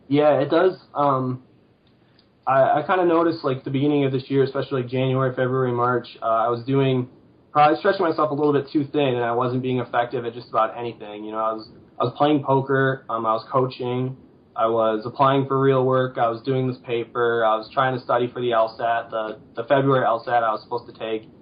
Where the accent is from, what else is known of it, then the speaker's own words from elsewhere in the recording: Sterling Heights, Michigan, United States; also born or lived in East Lansing, Michigan; I'm originally from Sterling Heights, and I went away to school in East Lansing